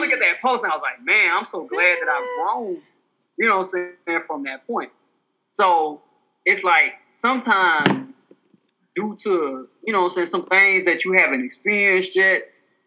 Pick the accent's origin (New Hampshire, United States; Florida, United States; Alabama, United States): Alabama, United States; I'm from Alabama